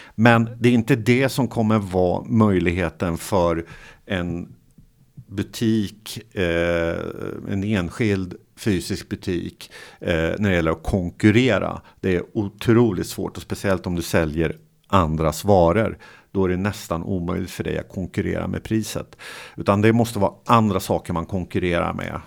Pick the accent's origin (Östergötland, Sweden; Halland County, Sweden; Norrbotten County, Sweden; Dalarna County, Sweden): Östergötland, Sweden; Motala; jag är från Motala